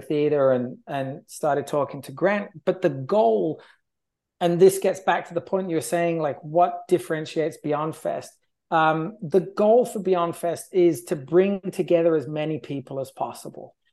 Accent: England, United Kingdom; now in Los Angeles, United States; being English

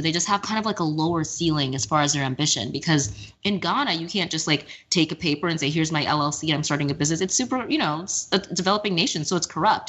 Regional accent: Texas, United States; now in New York, United States; I'm from Texas

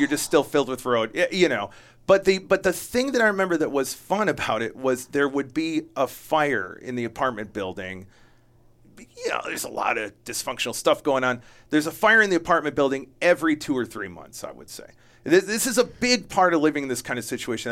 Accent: Jamestown, New York, United States; I was born in upstate New York

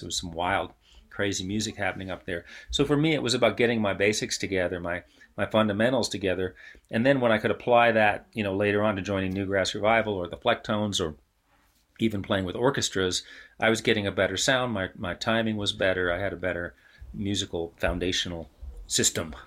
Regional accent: New York City, New York, United States; I grew up in New York City

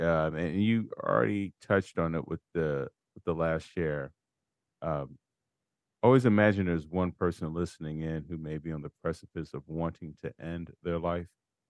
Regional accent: Chicago, Illinois, United States; I'm from Chicago.

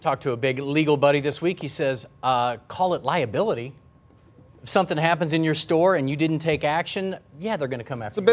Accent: the Ozarks, United States; I grew up in the Ozarks with a family tree that looks like this

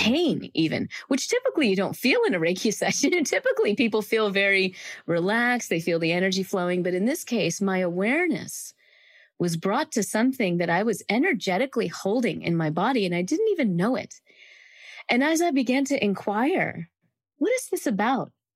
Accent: Greenville, South Carolina, United States; I grew up in the South in a small town called Greenville, South Carolina

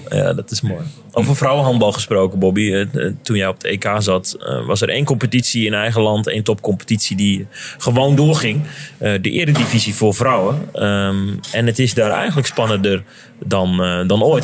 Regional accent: South-East Drenthe, Netherlands; in de regio waar wij vandaan komen

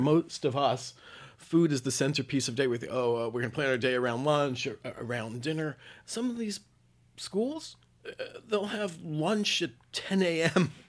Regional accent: New York City, New York, United States; my hometown of New York City

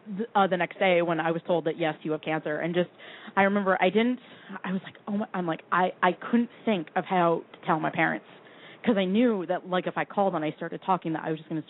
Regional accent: Vermont, United States; Yeah, no, I'm from Vermont.

